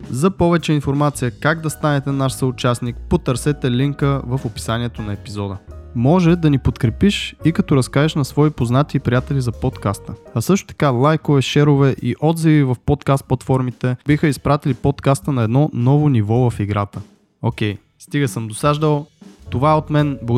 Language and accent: Bulgarian; Russia; дет съм руснак